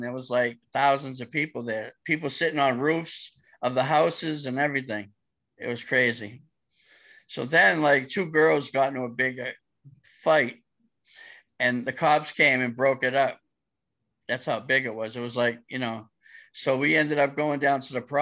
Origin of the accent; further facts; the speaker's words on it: Cambridge, Massachusetts, United States; also born or lived in Boston; they came to Cambridge in my hometown from Mission Hill